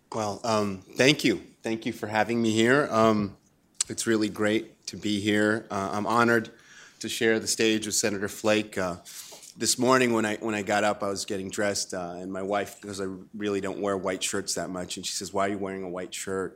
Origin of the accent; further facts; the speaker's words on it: Chile; moved away; I grew up in Chile under dictatorship under Pinochet